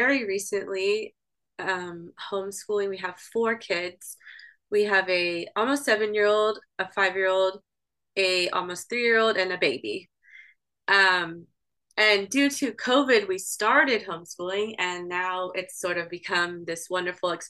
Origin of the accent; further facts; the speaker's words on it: Houston, Texas, United States; first language English; moved away as an adult; also born or lived in Italy / Spain; now in Vermont, United States; Growing up in Texas, I was always exposed to Spanish.